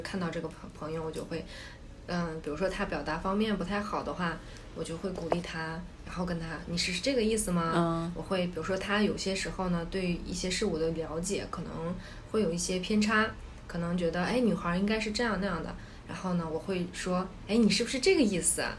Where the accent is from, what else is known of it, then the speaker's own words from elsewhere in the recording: Xinjiang, China; 我是新疆人